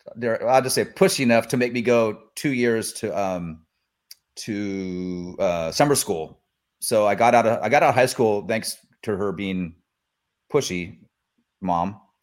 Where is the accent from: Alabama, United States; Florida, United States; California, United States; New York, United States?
California, United States; Sacramento; also born or lived in Mendocino; now in Sacramento, United States; I'm from Sacramento originally, but I, um, I grew up there. And then I moved back here